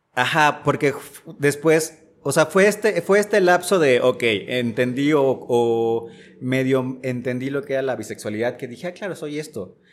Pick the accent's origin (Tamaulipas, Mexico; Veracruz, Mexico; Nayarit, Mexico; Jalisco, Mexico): Jalisco, Mexico; Casimiro Castillo; moved away as an adult; also born or lived in Guadalajara / Mexico City; si bien soy originario de aquí, o sea, nací aquí en Guadalajara, eh, alcancé a crecer un par de años por acá, pero al final eh, mi familia y yo nos mudamos a un lugar que se llama Casimiro Castillo, que está en la costa sur del estado de Jalisco